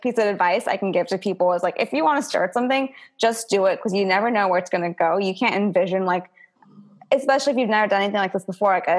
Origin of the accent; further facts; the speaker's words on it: United States; me being an Indian American